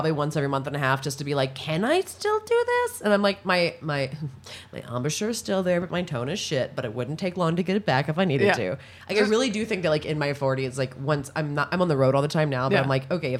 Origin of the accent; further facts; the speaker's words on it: Maryland, United States; I'm from Maryland.